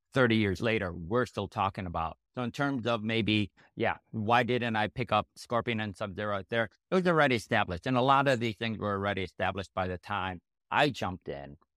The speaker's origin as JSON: {"language": "English", "area": "Chicago area", "region": "Illinois", "country": "United States", "tie": "born or raised there", "said": "I was born in the Chicago area"}